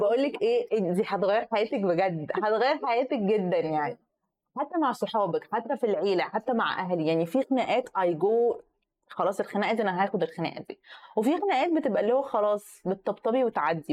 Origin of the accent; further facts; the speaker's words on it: Egypt; إحنا كمصريين